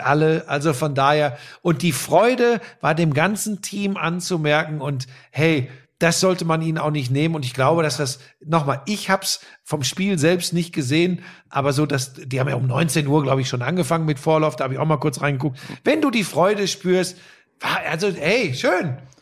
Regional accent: Hagen, North Rhine-Westphalia, Germany; Meine Heimat äh, war auch stark betroffen, mhm. Hagen

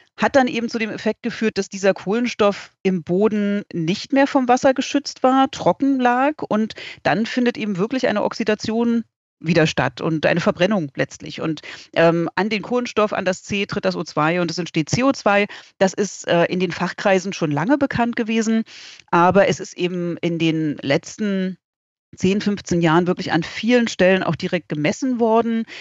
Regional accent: Berlin, Germany; moved away; ich komme ursprünglich aus Berlin

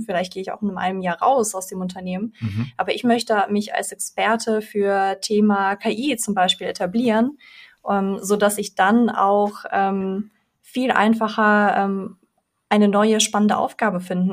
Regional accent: Frankfurt, Hesse, Germany; also born or lived in Belarus; bin mit vier Jahren nach Deutschland gekommen, in Frankfurt aufgewachsen

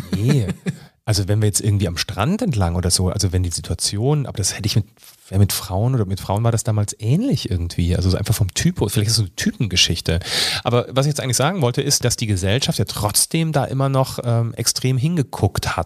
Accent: Fulda, Hesse, Germany; moved away as an adult; also born or lived in Rhineland; now in Bavaria, Germany; dann sind wir umgezogen nach Fulda. Da habe ich tatsächlich 20 Jahre meines Lebens verbracht.

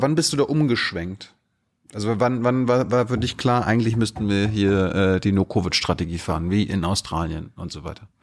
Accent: Mecklenburg-Vorpommern, Germany; also born or lived in Malchin; now in Berlin, Germany; ich komme aus MacPom

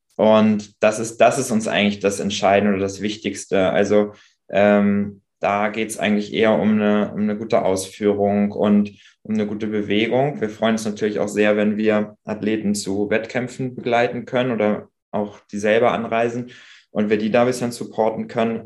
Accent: Pinneberg, Schleswig-Holstein, Germany; also born or lived in Hamburg; in meine Heimat, also raus aus Hamburg, rein mhm. nach Schleswig-Holstein, nach Pinneberg

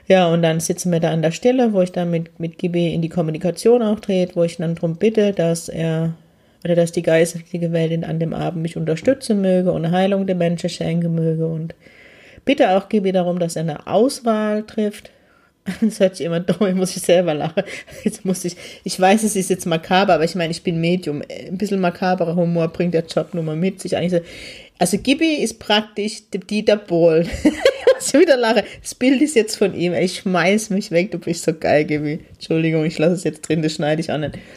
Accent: Heidelberg, Baden-Württemberg, Germany; ist die große Demo in Heidelberg, meine Heimatstadt.

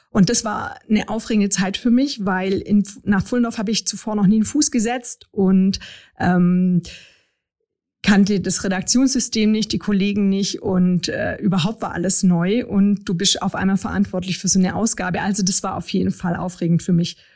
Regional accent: Friedrichshafen, Baden-Württemberg, Germany; also born or lived in Freiburg; ich komme ursprünglich aus Friedrichshafen und habe in Freiburg studiert.

